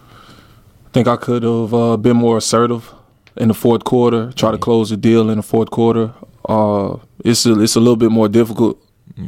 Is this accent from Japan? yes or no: no; Miami, Florida, United States; moved away as an adult; also born or lived in Atlanta, Georgia; now in Darwin, Australia; I'm from Miami, Florida. I was born in Atlanta, Georgia